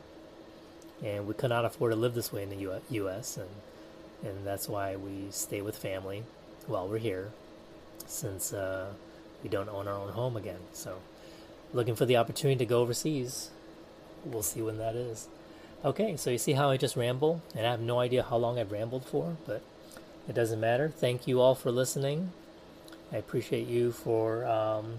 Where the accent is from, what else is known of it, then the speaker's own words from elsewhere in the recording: United States; moved away as an adult; also born or lived in Taiwan; We were known as the American family